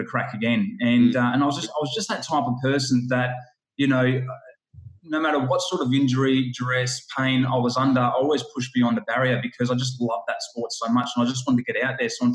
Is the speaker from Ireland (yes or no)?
no; Melbourne, Victoria, Australia; I grew up in Melbourne, Victoria, in a humble little suburb called Sandringham